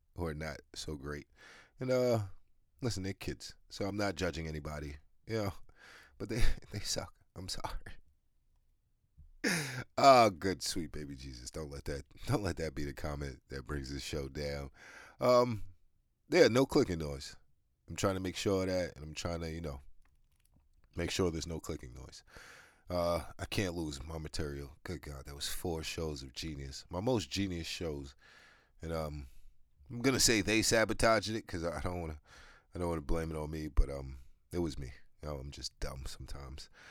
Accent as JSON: {"language": "English", "region": "New York", "country": "United States", "said": "I'm from New York"}